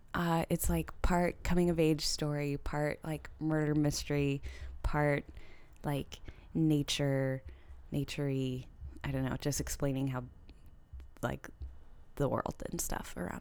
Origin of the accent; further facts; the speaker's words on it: California, United States; moved away; back to my hometown